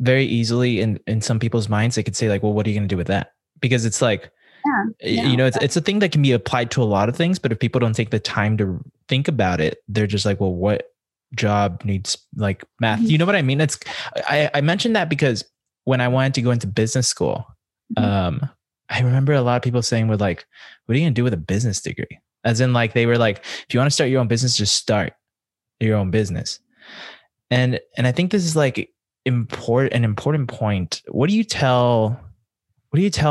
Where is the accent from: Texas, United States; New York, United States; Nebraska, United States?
Texas, United States; El Paso; I'm from El Paso